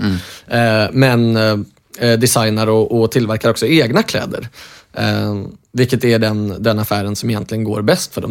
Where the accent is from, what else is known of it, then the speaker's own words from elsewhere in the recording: Norway; moved away; jag är uppvuxen i, eh, i Norge